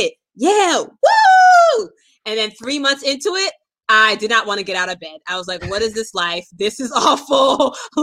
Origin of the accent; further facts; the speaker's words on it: United States; moved away as an adult; also born or lived in Brooklyn, New York / Boston, Massachusetts / Stanford, California; I grew up in Brooklyn, New York, and Boston, Massachusetts